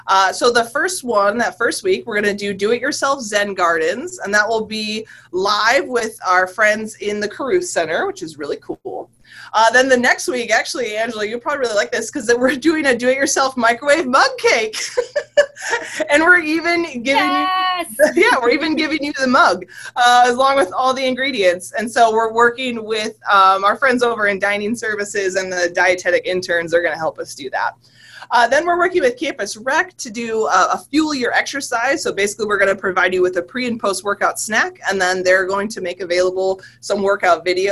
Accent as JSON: {"language": "English", "region": "Michigan", "country": "United States", "moved": "yes", "lives_now": "West Virginia, United States", "said": "I'm from Michigan"}